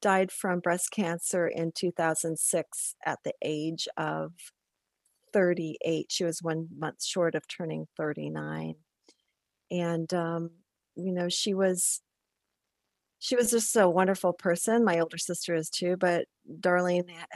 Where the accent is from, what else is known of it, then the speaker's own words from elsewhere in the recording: Illinois, United States; moved away as an adult; also born or lived in Iowa; both of my sisters and myself were all Iowa Hawkeyes, even though we grew up in Illinois